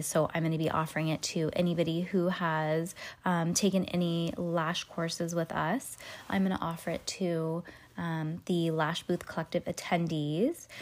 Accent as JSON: {"language": "English", "town": "Petaluma", "region": "California", "country": "United States", "tie": "born or raised there", "also_born_or_lived": "Walnut Creek, California", "said": "I was born in Walnut Creek, but I was born in a hospital in Walnut Creek and then moseyed home to Petaluma, but that was basically where I was born and raised."}